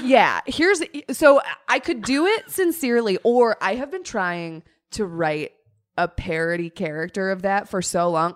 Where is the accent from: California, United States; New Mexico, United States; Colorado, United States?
Colorado, United States; growing up in Colorado around Broncos culture